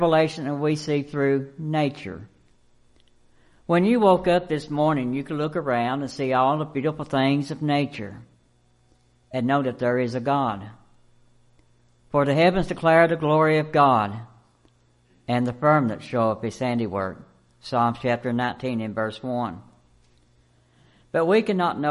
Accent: United States; I grew up in White Oak Mountain, up on around Georgetown

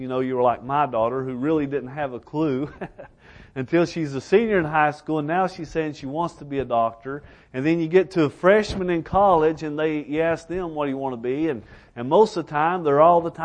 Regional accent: Elkhorn City, Kentucky, United States; also born or lived in Alaska; I'm from Elkhorn City, Kentucky

